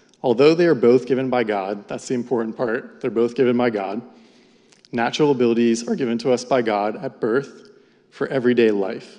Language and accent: English; Jupiter, Florida, United States; I grew up in South Florida around the West Palm area, more specifically the town of Jupiter